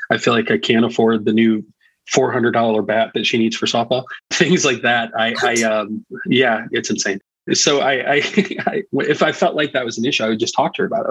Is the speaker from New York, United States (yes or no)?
no; Indiana, United States; also born or lived in Florida; I was born in Florida, and my parents uh, during the 80s decided that there, there, was more money to be made in Indiana and the RV industry. My dad mm. was in construction and things. And so we moved to Indiana, and I've been in Indiana for the better part of my life, for most of my life. So I live in Northern Indiana